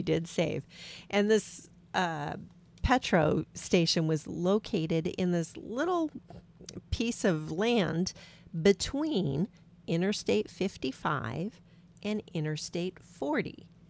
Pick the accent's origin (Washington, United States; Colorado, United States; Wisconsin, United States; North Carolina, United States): Washington, United States; We're from Washington State